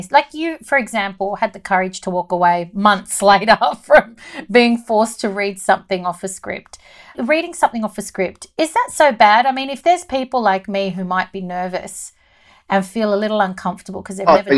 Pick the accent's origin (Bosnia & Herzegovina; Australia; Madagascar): Australia; also born or lived in Lebanon (ancestry); I'm Lebanese Australian